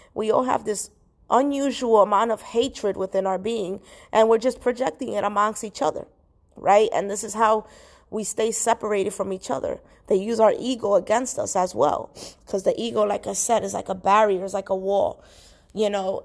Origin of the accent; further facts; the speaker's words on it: New York City, New York, United States; I was born and raised in Washington Heights slash Inwood.